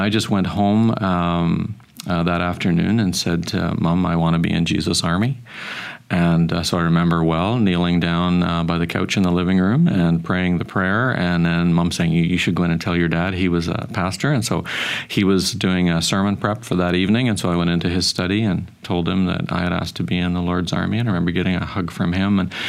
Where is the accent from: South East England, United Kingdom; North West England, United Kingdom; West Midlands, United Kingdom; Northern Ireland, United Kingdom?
Northern Ireland, United Kingdom; Belfast; also born or lived in Lurgan; now in Canada; I remember growing up in Northern Ireland. We were in a small town called Lurgan, and there was lots of soldiers and violence around.